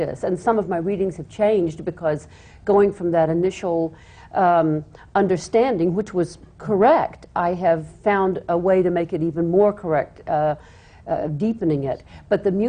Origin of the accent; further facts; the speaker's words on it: the South, United States; I'm a Southerner